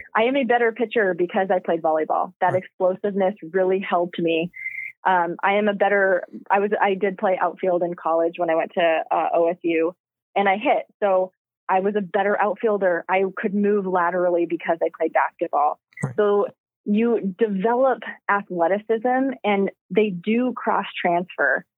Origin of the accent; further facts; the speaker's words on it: Trail, British Columbia, Canada; now in Akron, United States; I'm from Trail, BC.